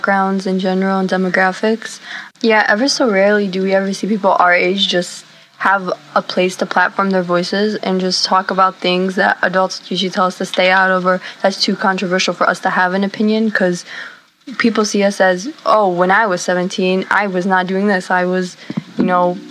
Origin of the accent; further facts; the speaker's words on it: United States; I'm Arab American. I was born here